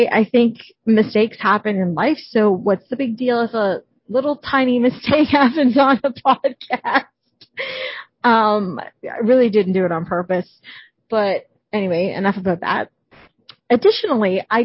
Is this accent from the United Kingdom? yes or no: no; Canada; I'm Canadian